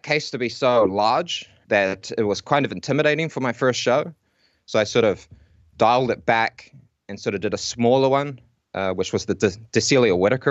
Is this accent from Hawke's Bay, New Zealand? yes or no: no; Whanganui, Manawatū-Whanganui, New Zealand; moved away as an adult; also born or lived in Auckland; now in Lower Hutt, New Zealand; I'm actually originally from Whanganui